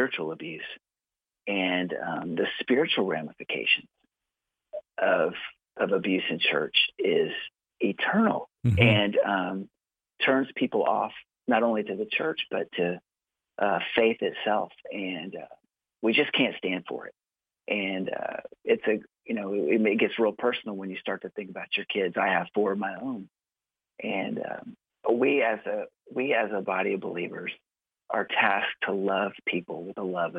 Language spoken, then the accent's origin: English; Fort Walton Beach, Florida, United States; also born or lived in Mississippi / Texas; now in Dallas area, Texas, United States; I grew up in Florida in the Panhandle, Fort Walton Beach